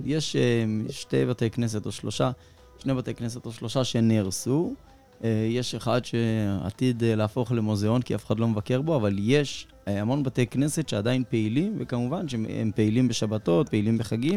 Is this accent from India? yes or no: yes; India; now in Israel; אצלנו ההודים